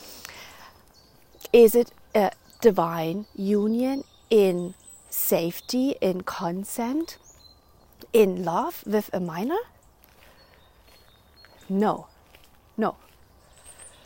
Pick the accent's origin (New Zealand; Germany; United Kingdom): Germany; moved away; also born or lived in Netherlands; I grew up in Germany